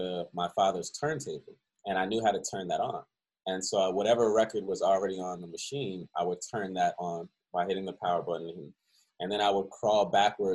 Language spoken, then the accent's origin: English; Philadelphia, Pennsylvania, United States; born or raised there; also born or lived in Cleveland, Ohio / Baltimore